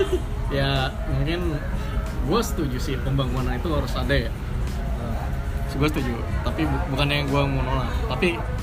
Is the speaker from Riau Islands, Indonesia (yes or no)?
no; Bekasi, West Java, Indonesia; Gue dari kecil. Sebenarnya gue emang pendatang sih ya orang tua gue bukan as orang asli Bekasi. Cuman gue emang tinggal di Bekasi itu udah dari udah kecil dah pokoknya umur 4 tahun apa 3 tahun